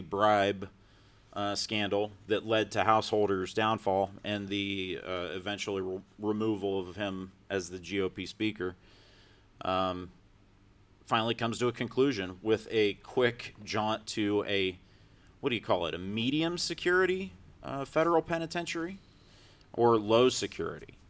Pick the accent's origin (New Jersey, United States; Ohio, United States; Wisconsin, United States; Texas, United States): Ohio, United States; Lisbon; now in Columbus, United States; my hometown of Lisbon, Ohio.